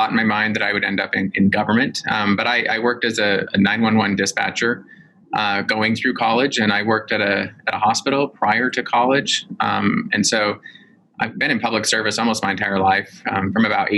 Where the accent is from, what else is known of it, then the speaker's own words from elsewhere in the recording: Salt Lake City, Utah, United States; I grew up in Salt Lake City, Utah